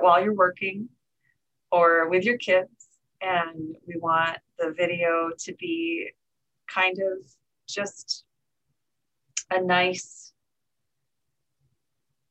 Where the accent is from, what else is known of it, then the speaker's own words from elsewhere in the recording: Michigan, United States; We are both from Michigan, so we have a lot of connections here.